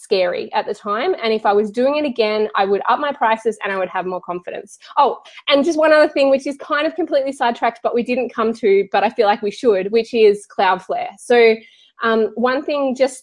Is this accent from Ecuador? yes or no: no; Australia; I'm Australian, and so we make our A's really long